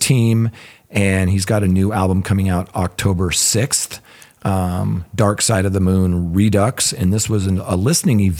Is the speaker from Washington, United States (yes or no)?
yes; Seattle, Washington, United States; I grew up in the Seattle area